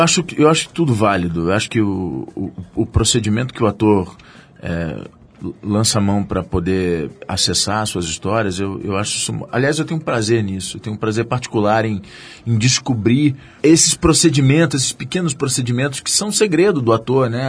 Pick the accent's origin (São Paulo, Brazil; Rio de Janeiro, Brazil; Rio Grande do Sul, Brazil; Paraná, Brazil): Rio de Janeiro, Brazil; eu sou da Tijuca